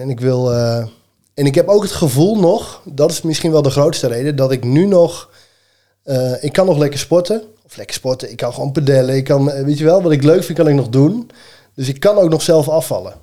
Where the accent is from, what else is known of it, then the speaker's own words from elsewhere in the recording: Elburg, Gelderland, Netherlands; ik kom uit Elburg.